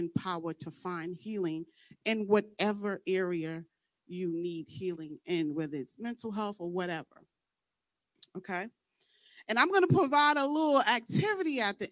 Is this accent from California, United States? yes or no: no; New York, United States; I'm from New York